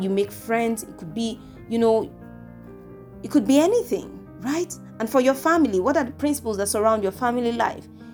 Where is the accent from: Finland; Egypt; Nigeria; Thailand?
Nigeria; I'm from Nigeria.